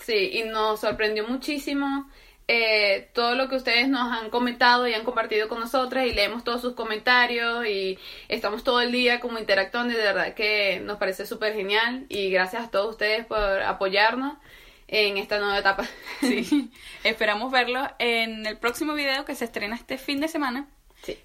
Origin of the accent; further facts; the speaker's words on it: Venezuela; moved away; also born or lived in Colombia; para nosotros como venezolanos era muy común tener amigos, vecinos que fueran colombianos